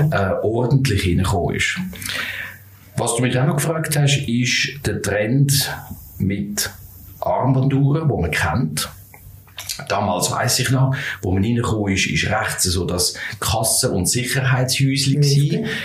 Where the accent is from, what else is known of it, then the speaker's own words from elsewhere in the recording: Zurich, Switzerland; möchte das Tram nehmen von mm, Flunter, wo ich aufgewachsen bin